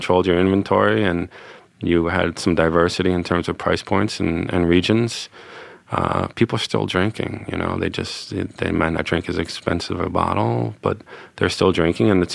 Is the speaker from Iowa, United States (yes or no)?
no; New York City, New York, United States; I grew up on in Stuyvesant Town, and now I have kids that are going to own property in Alsace